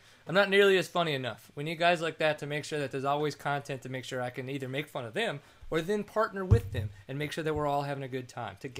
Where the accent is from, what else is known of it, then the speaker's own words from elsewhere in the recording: Louisiana, United States; now in Texas, United States; I'm from Louisiana originally